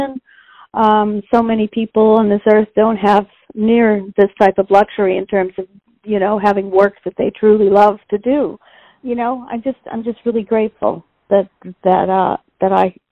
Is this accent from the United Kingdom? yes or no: no; Vancouver, British Columbia, Canada; moved away as an adult; also born or lived in Toronto; I grew up in Vancouver, British Columbia